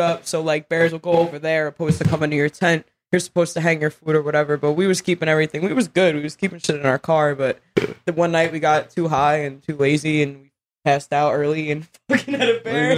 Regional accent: New York City, New York, United States; also born or lived in Long Island; I grew up in the slums of Brooklyn

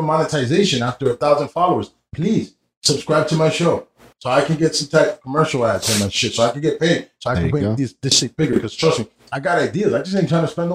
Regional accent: Union City, New Jersey, United States; also born or lived in Weehawken, New Jersey; I'm from Union City

